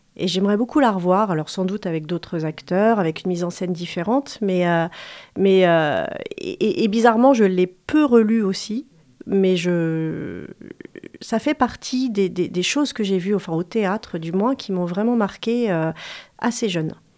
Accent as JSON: {"language": "French", "town": "Angers", "region": "Pays de la Loire", "country": "France", "tie": "born or raised there", "said": "je suis née à, Angers, c'est très banal"}